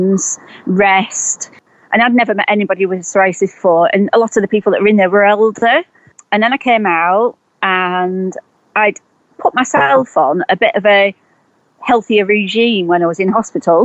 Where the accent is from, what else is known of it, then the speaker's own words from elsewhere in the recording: Preston, North West England, United Kingdom; moved away as an adult; also born or lived in Herefordshire; I'm from Preston in Lancashire, but I was living in Herefordshire